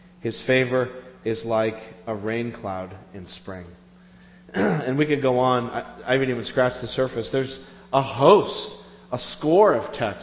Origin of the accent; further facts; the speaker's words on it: United States; We're Americans